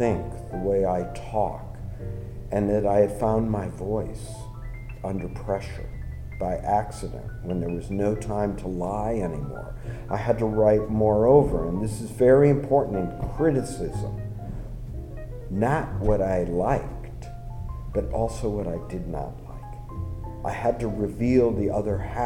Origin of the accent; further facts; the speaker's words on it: United States; I'm an American. You can tell from my dumbness, my accent